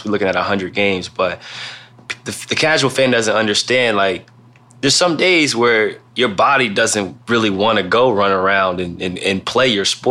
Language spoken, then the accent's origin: English; Ohio, United States; I'm from Ohio